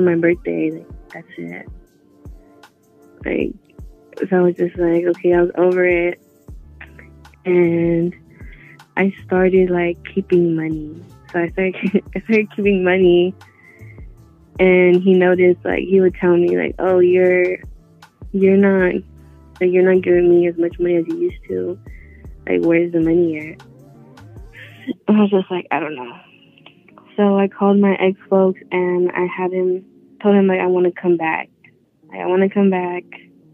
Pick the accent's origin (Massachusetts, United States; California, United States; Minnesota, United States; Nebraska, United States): California, United States; Los Angeles; I'm from LA.